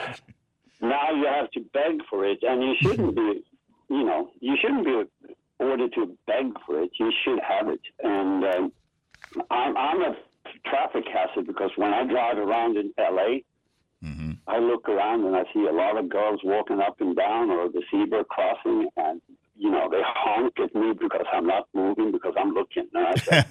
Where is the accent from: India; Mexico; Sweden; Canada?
Sweden; Swedes were very, very poor up to the Second World War. Then we got all the money